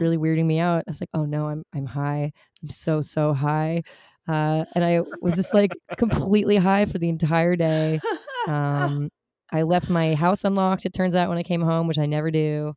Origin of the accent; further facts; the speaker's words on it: New York City, New York, United States; I grew up in New York City